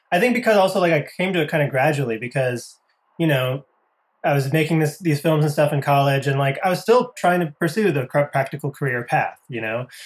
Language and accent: English; Connecticut, United States; moved away as an adult; also born or lived in Boston, Massachusetts; I grew up in Connecticut, which is uh, pretty close to there.